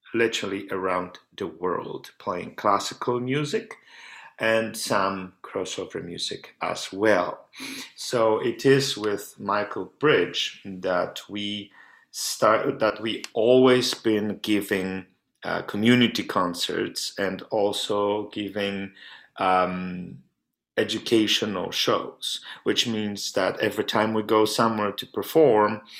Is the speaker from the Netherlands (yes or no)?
no; Poland; also born or lived in United States / France / Prague; now in Canada; I'm originally from Poland